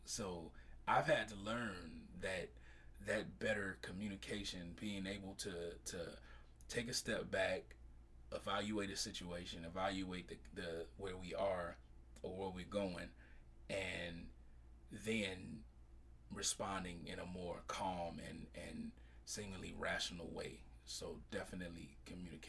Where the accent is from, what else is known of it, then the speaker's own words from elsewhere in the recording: Chicago, Illinois, United States; moved away; I'm originally from Chicago